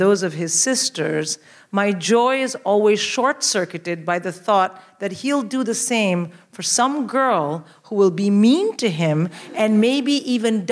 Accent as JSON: {"language": "English", "country": "India", "tie": "born or raised there", "moved": "as an adult", "lives_now": "London, United Kingdom", "said": "I'm born and raised in India. I'm married to a Scandinavian and I live here."}